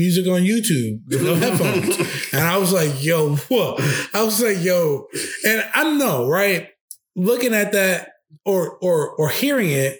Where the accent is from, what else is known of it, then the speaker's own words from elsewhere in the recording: New York City, New York, United States; I'm from New York